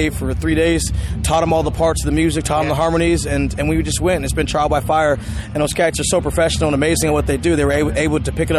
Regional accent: Seattle, Washington, United States; following the footsteps of one … who came from my hometown as well, in my home neighborhood.

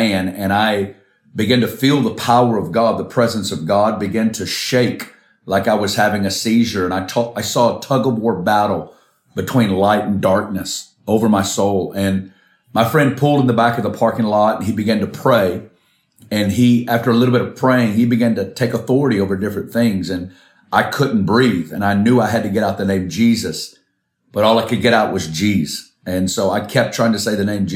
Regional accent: Arkansas, United States; moved away; I'm originally from Arkansas in the States

